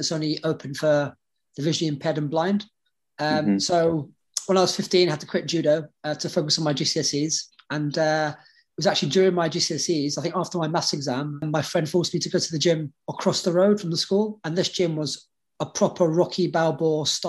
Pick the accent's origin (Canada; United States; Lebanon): Lebanon; now in United Kingdom; I was born in Lebanon at a time of a lot of like civil unrest.